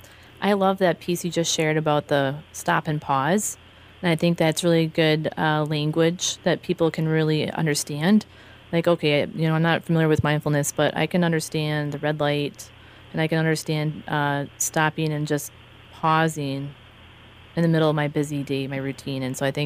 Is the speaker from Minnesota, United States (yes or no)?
yes; Madelia, Minnesota, United States; I'm like, oh, I didn't tell you I was from Medelia. I'm like, that's where I'm from.